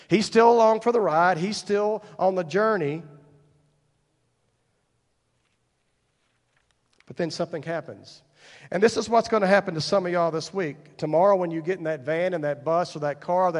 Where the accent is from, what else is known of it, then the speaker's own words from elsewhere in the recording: Paradise, Texas, United States; I grew up in Wise County, just across the way here